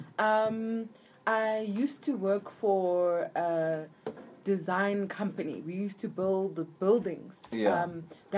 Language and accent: English; Vosloorus, Gauteng, South Africa; I grew up here. I grew up in Force Law.